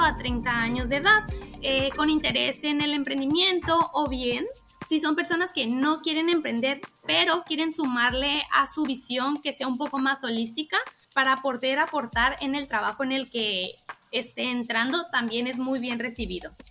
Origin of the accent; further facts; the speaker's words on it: Mexico; now in Ecuador; como se diría en México, de donde yo soy